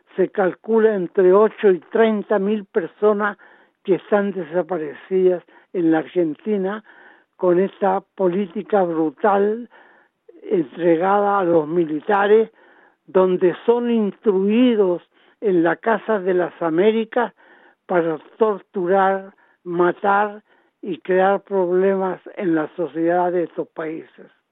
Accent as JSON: {"language": "Spanish", "country": "Chile", "moved": "as an adult", "lives_now": "Australia", "said": "nosotros como chilenos"}